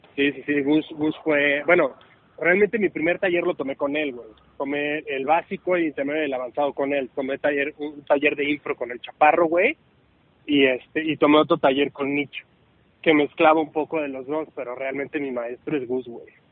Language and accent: Spanish; Puebla, Mexico; a mí me encanta decir que soy de Puebla, me encanta decir de dónde vengo